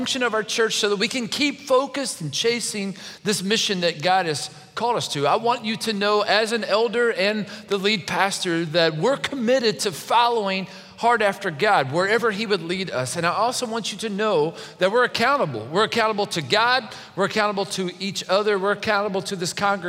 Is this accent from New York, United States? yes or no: no; Kentucky, United States; I'm from Kentucky